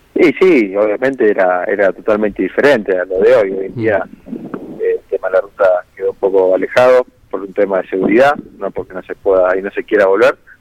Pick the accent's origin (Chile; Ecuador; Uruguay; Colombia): Uruguay; San Carlos, Maldonado; now in Mar del Plata, Argentina; un poco más sobre la costa, eh, más cerca de, Maldonado, en San Carlos más específicamente